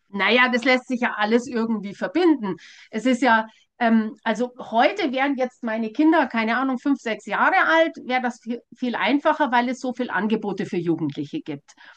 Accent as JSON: {"language": "German", "region": "Bavaria", "country": "Germany", "said": "bei uns in Bayern"}